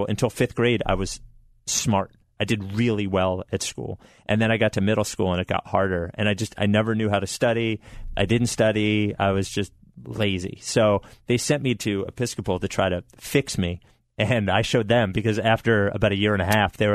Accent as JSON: {"language": "English", "town": "Brookhaven", "region": "Pennsylvania", "country": "United States", "tie": "born or raised there", "also_born_or_lived": "Glen Mills, Pennsylvania / Chicago", "lives_now": "Philadelphia, United States", "said": "I grew up in Delaware County in Brookhaven, and then I moved to Glen Mills"}